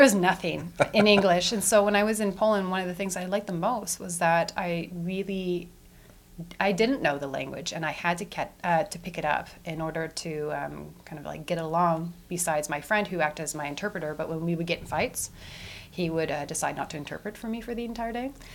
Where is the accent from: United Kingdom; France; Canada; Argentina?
Canada; Edmonton, Alberta; also born or lived in Vancouver; I was born in Edmonton at the Royal Alexandra Hospital, where my mother works as an ICU nurse. And I grew up on the northern suburbs of the city